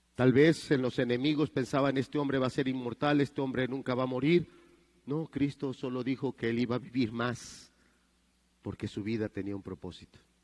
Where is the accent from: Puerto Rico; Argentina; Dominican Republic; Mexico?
Mexico